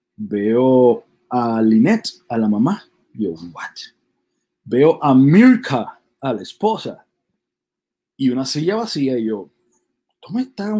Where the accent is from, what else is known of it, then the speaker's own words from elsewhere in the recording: Puerto Rico; nosotros somos de Puerto Rico